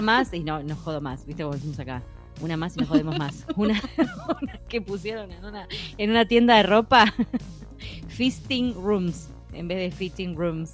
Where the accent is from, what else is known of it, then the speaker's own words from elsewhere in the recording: Argentina; por lo menos acá en Argentina, bueno, … vive en Estados Unidos, pero las dos somos argentinas